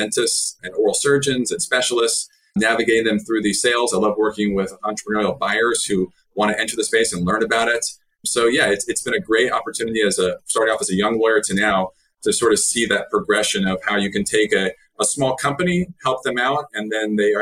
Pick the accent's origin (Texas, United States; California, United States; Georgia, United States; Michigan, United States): Texas, United States; Dallas; I live in Dallas. I'm from Dallas.